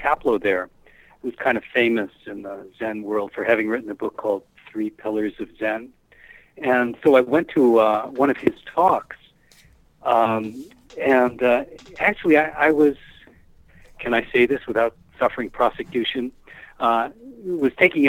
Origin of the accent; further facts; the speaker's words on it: Rochester, New York, United States; Right, my hometown, right across the street from where I was living.